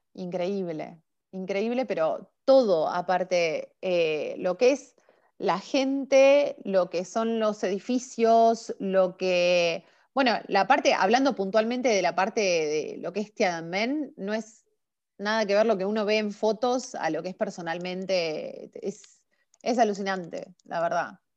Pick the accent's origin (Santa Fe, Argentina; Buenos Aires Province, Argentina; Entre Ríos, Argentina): Buenos Aires Province, Argentina; Chacabuco; moved away as an adult; also born or lived in La Plata, Argentina; now in Beijing, China; Yo nací en Chacabuco, provincia de Buenos Aires. Eh, de cualquier forma, mis últimos años los viví en la ciudad de La Plata